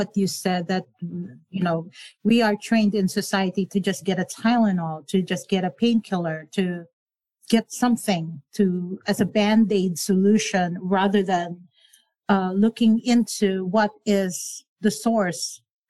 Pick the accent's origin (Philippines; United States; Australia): Philippines; I grew up in the Philippines.